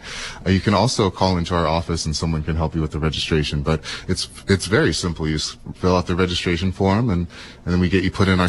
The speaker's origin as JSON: {"language": "English", "town": "Seaside", "region": "California", "country": "United States", "tie": "born or raised there", "said": "I'm from the area. Yeah? I grew up in Seaside. Yeah? I went to Monterey High. And now I'm working for the Monterey YMCA."}